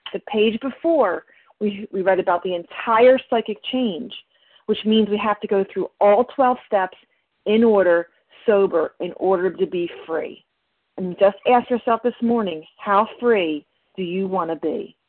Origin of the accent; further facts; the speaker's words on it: New Jersey, United States; you know what, I'm from Jersey.